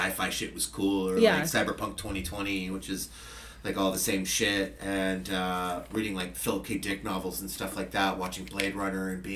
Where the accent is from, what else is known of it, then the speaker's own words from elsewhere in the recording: Fremont, California, United States; also born or lived in San Francisco / Redwood City / San Jose; I have lived in the Bay Area my entire life